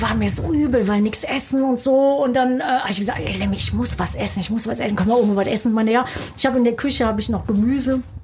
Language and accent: German; Germany; now in United States; Deutschland ist immer noch so, ja, meine Wurzel, meine Heimat